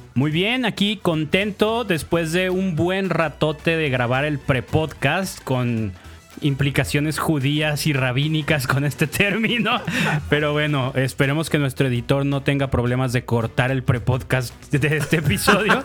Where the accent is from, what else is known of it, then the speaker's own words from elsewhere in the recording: Mexico; como buenos mexicanos payasos mamones